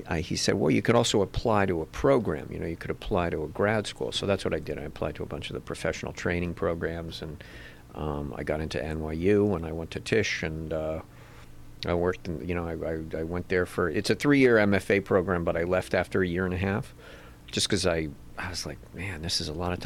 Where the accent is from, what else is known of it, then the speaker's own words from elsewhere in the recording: Cambridge, Massachusetts, United States; moved away as an adult; also born or lived in New York; now in Los Angeles, United States; I'm from Cambridge, Massachusetts